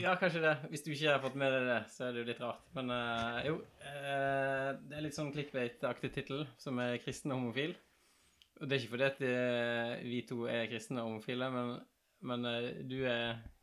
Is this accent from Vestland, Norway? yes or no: yes; Askøy, Vestland, Norway; moved away; also born or lived in Bergen; Jeg er riktignok født på sykehuset i Haukeland i Bergen, men jeg vokste opp på Askøy